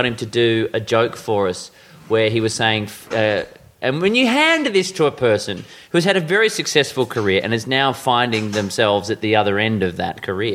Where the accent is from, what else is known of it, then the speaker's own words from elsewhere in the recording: Perth, Western Australia, Australia; I grew up in Perth